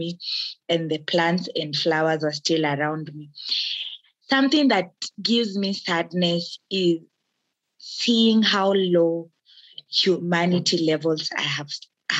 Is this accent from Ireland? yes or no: no; Kenya; I am a Kenyan and an active citizen